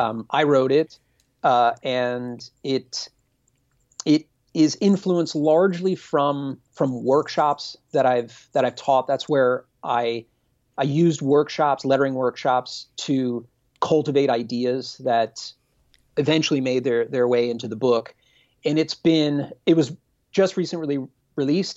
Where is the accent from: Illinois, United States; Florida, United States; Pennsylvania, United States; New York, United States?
Pennsylvania, United States; Reading; I'm from Pennsylvania. I'm from Dutch country in Pennsylvania.